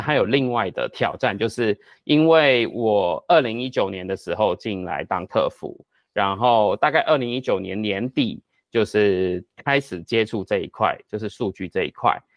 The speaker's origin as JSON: {"language": "Chinese", "country": "Hong Kong", "moved": "as an adult", "lives_now": "Taiwan", "said": "我是香港， 我是香港人，然后呢， 呃， 我过来台湾"}